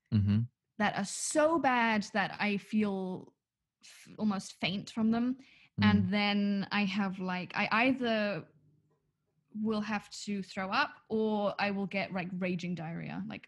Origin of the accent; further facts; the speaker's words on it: Munich, Bavaria, Germany; we grew up in Munich